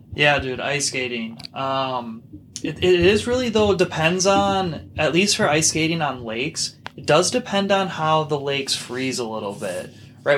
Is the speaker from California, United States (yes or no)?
no; Minnesota, United States; I'm from Minnesota. I was raised in Minnesota, same with you